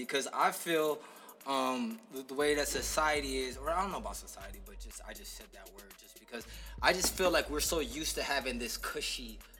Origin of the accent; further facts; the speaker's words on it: Philippines; I'm from the Philippines.